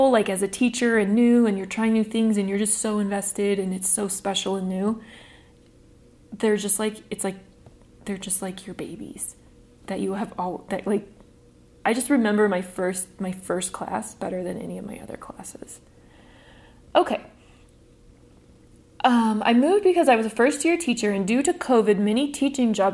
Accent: Iowa, United States; I'm originally from Iowa and finally live near most of my extended family.

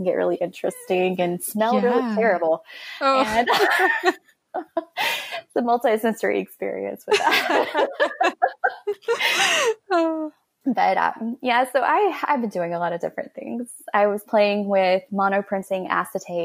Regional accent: Florida Panhandle, United States; I grew up in the Florida Panhandle right below Alabama

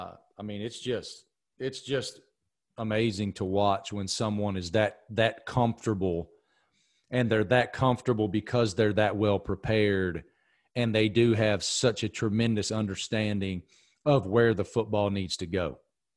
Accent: Manville, Texas, United States; born there; I was born in Manville, Texas. I'm staying in Manville, Texas.

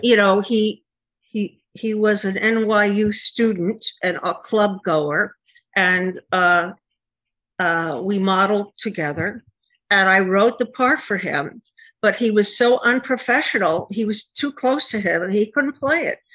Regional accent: Connecticut, United States; I am from Connecticut

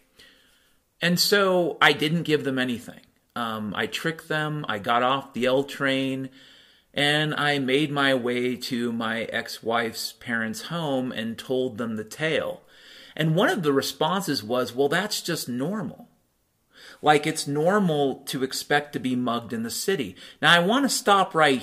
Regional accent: Mount Vernon, Washington, United States; moved away; also born or lived in Chicago; I grew up in Mount Vernon, Washington

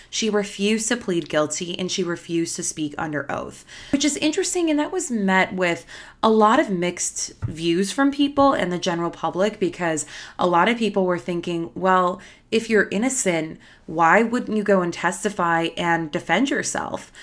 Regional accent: United States; I'm American

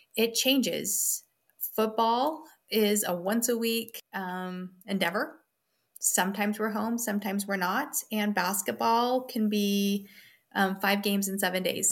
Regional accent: Wyoming, United States; moved away as an adult; also born or lived in Hayes Center, Nebraska / North Dakota; I did sixth grade back in my hometown in Wyoming and we just kind of grew up.

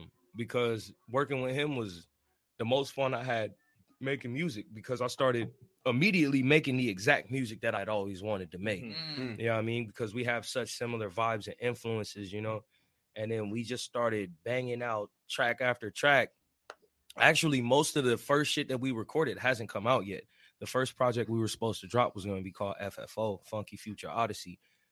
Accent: Missouri, United States; now in San Diego, United States; I ain't originally from here. I'm originally from Missouri. I moved around a lot. I touched down in Esco, been out in San Diego County.

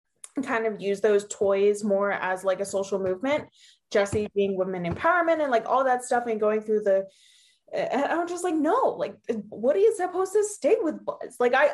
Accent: Hershey, Pennsylvania, United States; I am from Hershey Park in Hershey, Pennsylvania.

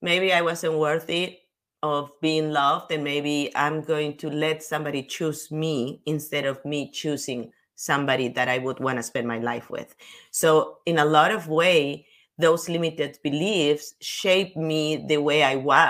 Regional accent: Peru; moved away; I come from Peru

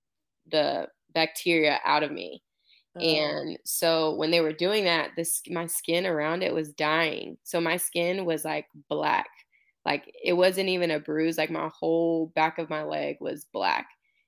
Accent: Houston, Texas, United States; I'm from Houston, but played in Georgia.

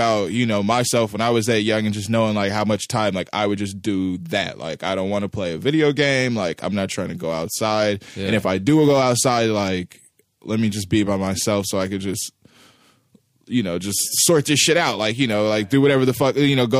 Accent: Kansas City, Missouri, United States; when I was coming up in South Kansas City, in the neighborhood that we grew up in Greenfield

